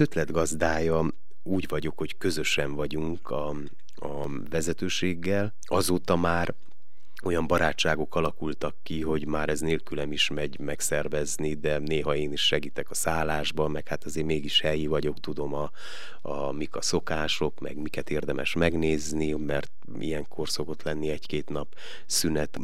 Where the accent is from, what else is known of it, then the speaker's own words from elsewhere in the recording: Miercurea Ciuc, Harghita County, Romania; moved away as an adult; now in Veszprém, Hungary; én Erdélyből jövök, és gyönyörű környezetből